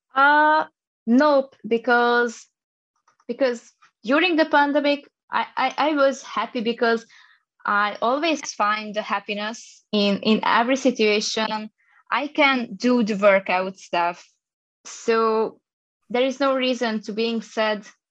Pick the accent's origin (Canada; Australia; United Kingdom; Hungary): Hungary; I'm coming from Hungary. I'm just an East European girl.